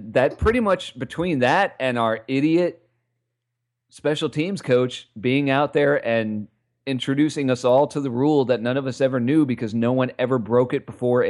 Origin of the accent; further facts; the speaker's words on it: New York City, New York, United States; I'm from New York City, and I live out here at the southern tip of Staten Island.